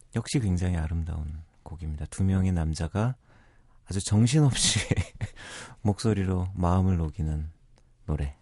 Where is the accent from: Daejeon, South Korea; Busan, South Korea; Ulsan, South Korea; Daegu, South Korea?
Busan, South Korea; also born or lived in Seoul; 저는 고향이 부산이라고 생각하지만, 네. 7살 때 부산에 내려갔어요. 음. 그 태어난 건 서울이고